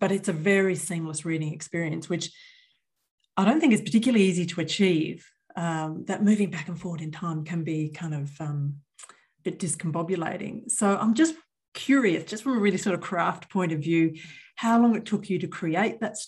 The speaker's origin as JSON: {"language": "English", "town": "Newcastle upon Tyne", "region": "North East England", "country": "United Kingdom", "tie": "born or raised there", "said": "I grew up in Newcastle as well"}